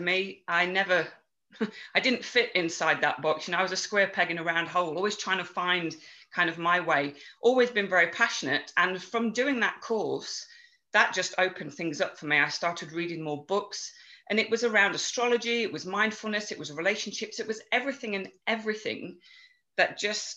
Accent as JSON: {"language": "English", "region": "England", "country": "United Kingdom", "tie": "born or raised there", "accent": "English", "moved": "yes", "lives_now": "Chestermere, Canada", "said": "I grew up in England, hence the English accent, even though I now live in Chestermere in Alberta."}